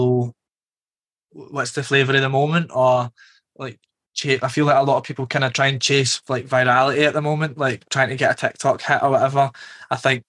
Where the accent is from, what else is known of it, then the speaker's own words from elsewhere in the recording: Glasgow, Scotland, United Kingdom; now in London, United Kingdom; growing up in Glasgow